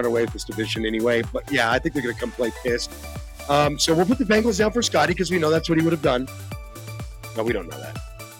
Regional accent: Germany; Growing up in Germany, Christmas is a thing.

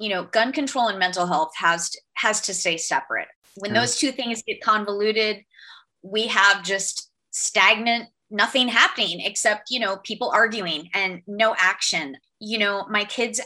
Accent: Florida, United States; my home state

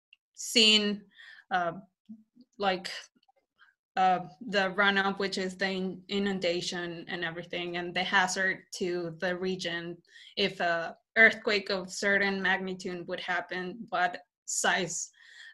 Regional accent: north-central Mexico, Mexico; moved away as an adult; now in Canada; I'm from Mexico. It's the north center part of Mexico

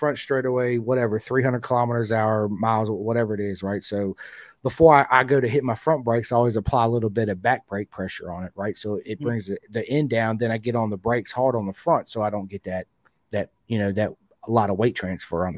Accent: Roanoke, Virginia, United States; I'm from Roanoke, Virginia

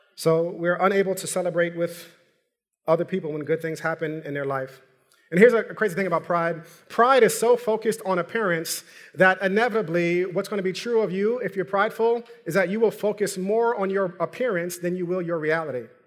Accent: New York, United States; I'm from New York

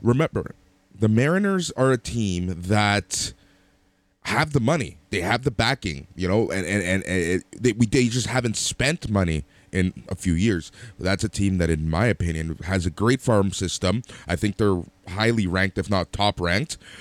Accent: Toronto, Ontario, Canada; we're from Toronto

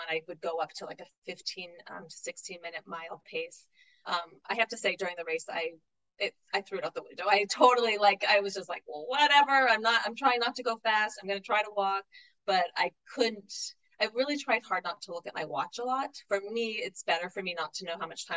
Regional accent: New England, United States; I was from New England

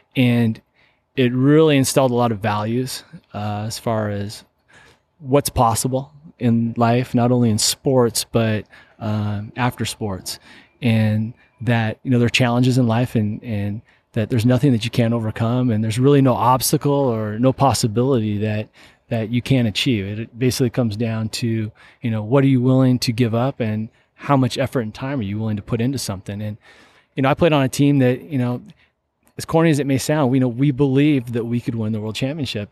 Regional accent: Seattle, Washington, United States; I grew up in Seattle, Washington

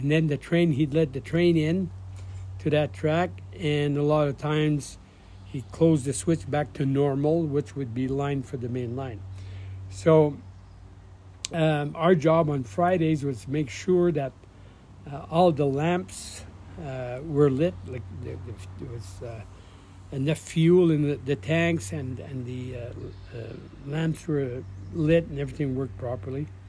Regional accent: Azilda, Ontario, Canada; that's where I was raised in Belangeville, Zilda

